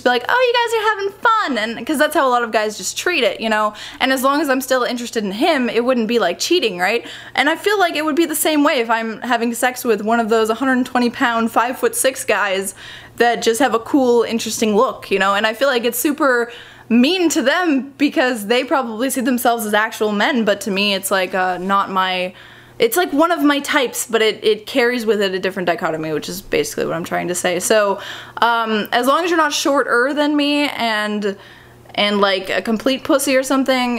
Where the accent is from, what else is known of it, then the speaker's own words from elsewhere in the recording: United States; as an American